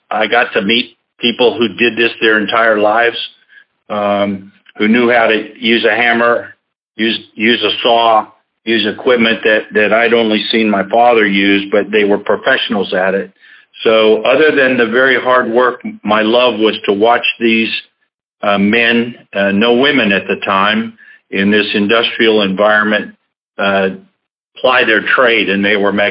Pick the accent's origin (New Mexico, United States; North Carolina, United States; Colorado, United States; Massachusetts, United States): Colorado, United States; Denver; also born or lived in Jacksonville; my first six years were here in Jacksonville. Uh, and then really, I guess I feel that I grew up more in Denver, Colorado than than any place.